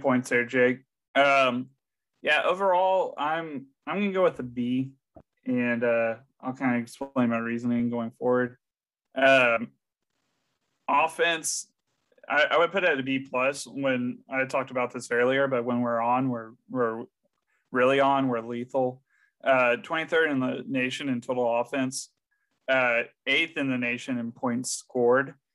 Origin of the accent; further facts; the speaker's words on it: San Antonio, Texas, United States; my hometown, the San Antonio